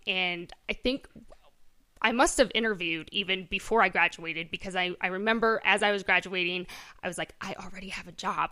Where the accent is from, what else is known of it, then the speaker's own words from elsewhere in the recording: Correctionville, Iowa, United States; born and raised here in Correctionville.